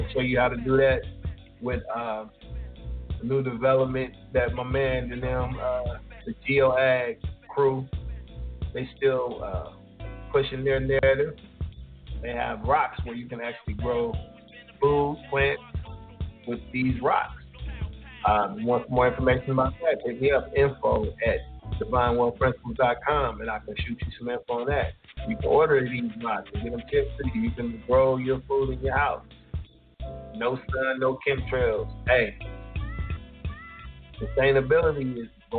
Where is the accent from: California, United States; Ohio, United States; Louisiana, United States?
Ohio, United States; born or raised there